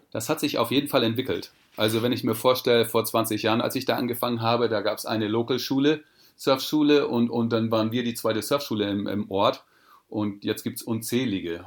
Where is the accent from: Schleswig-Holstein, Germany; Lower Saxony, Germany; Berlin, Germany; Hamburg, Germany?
Schleswig-Holstein, Germany; Sylt; now in Portugal; auf Sylt bin ich geboren und aufgewachsen